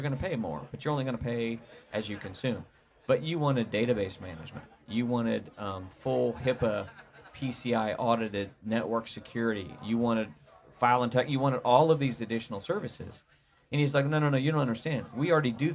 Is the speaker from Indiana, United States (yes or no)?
yes; Indiana, United States; I'm from Indiana, so, you know, I speak American, not English